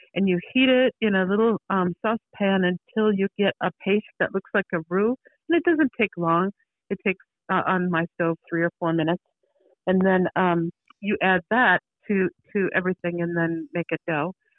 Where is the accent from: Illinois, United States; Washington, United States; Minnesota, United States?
Minnesota, United States; also born or lived in Beaverton, Oregon; now in Oregon, United States; I'm from Minnesota